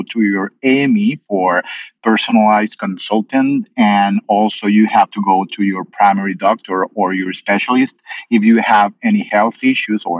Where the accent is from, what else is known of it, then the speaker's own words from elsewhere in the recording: Colombia; moved away as an adult; now in United States; I'm originally from Colombia in South America